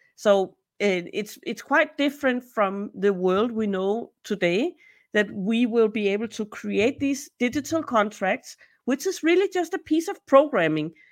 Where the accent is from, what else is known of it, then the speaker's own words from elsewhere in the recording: Denmark; also born or lived in Peru; I'm from Denmark, so I live in Copenhagen